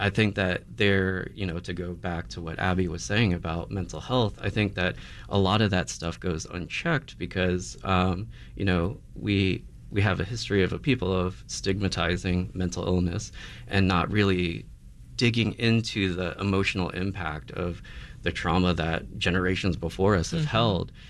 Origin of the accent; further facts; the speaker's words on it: United States; you know as Filipino Americans uh, we do kind of carry these.